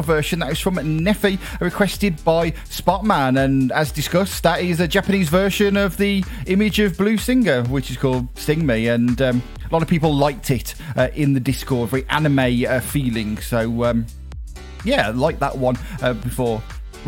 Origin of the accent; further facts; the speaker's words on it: Dudley, West Midlands, United Kingdom; I'm from Dudley in the West Midlands, here in the heart of the Black Country.